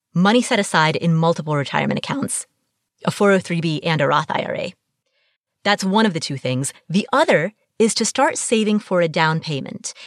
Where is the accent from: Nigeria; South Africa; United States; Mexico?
United States; Cincinnati, Ohio; Cincinnati, my hometown